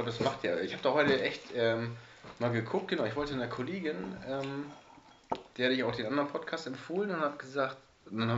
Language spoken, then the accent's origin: German; Bremen, Germany; Und wir sind gar keine Hamburger, wir sind ja Bremer.